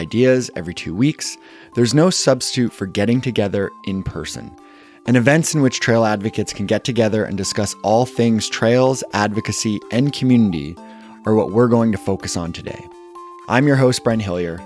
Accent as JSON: {"language": "English", "town": "Kitchener", "region": "Ontario", "country": "Canada", "tie": "born or raised there", "said": "my hometown of Kitchener-Waterloo, Ontario"}